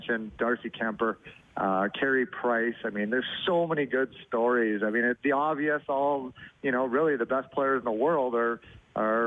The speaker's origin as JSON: {"language": "English", "town": "Sherwood Park", "region": "Alberta", "country": "Canada", "tie": "born or raised there", "moved": "yes", "lives_now": "Arizona, United States", "said": "I grew up in Sherwood Park"}